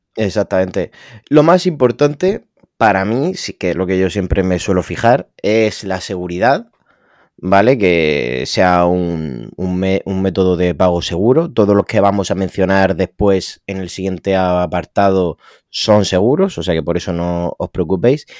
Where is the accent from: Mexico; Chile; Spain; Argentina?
Spain; yo soy de España